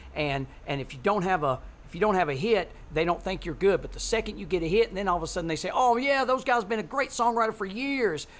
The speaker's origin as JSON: {"language": "English", "town": "Muscle Shoals", "region": "Alabama", "country": "United States", "said": "we're from Muscle Shoals, Alabama"}